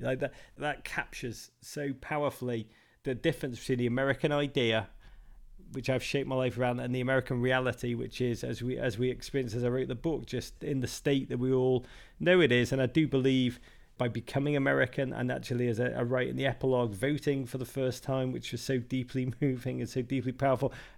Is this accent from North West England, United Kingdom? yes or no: yes; Liverpool, North West England, United Kingdom; moved away as an adult; now in New York, United States; I grew up in Liverpool